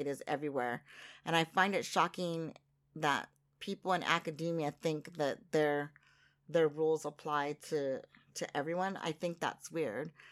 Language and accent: English; United States; now in Japan; I'm very American in that way.